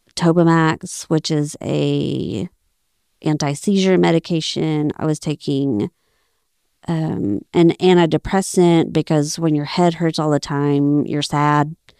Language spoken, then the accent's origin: English; Abilene, Texas, United States; moved away as an adult; I grew up in Abilene, Texas. We moved there when I was, uh, in first grade. So, basically, all my life in Abilene.